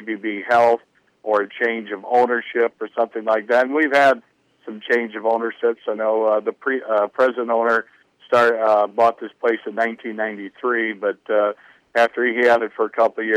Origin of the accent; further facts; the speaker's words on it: near Carroll, Iowa, United States; now in Denison, United States; my hometown is just south of Carroll, and I went to Kemper, which is a Catholic high school in Carroll